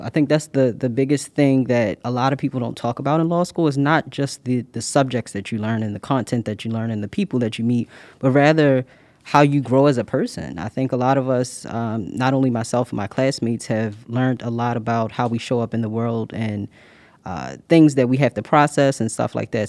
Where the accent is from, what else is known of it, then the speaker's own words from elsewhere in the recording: Baltimore, Maryland, United States; moved away as an adult; now in Pittsburgh, United States; I'm originally from Baltimore, Maryland